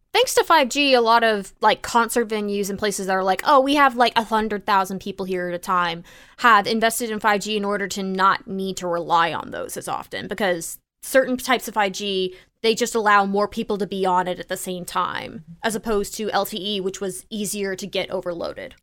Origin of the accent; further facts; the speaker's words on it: Tornado Alley, United States; I grew up in Tornado Alley